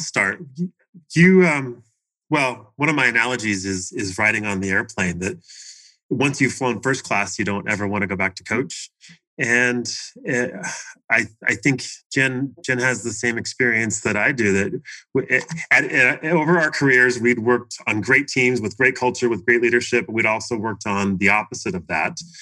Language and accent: English; Washington, United States; moved away as an adult; also born or lived in Seattle area / Portland, Oregon; now in Arizona, United States; I grew up in Washington State. Uh, I was born in the Seattle area, although I grew up down near Portland, Oregon